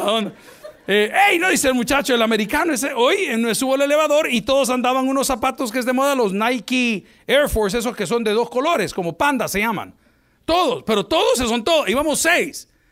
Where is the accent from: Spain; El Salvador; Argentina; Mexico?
El Salvador; En mi país, El Salvador